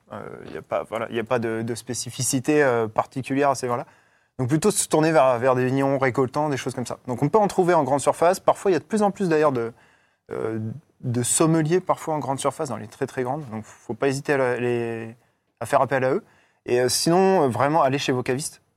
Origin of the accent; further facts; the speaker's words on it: northern France, France; moved away; je viens du nord de la France